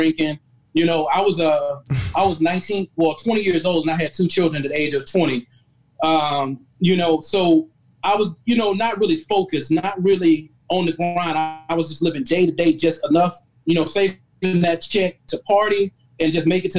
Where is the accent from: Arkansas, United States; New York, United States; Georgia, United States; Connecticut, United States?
Georgia, United States; Albany; moved away; I was from Albany, Georgia. It's a small town in Southwest Georgia